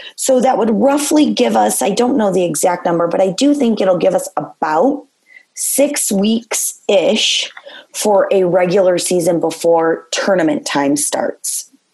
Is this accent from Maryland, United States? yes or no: no; Gibraltar/Carlson, Michigan, United States; it was hard to leave Carlson, you know, having been my hometown and where I went to school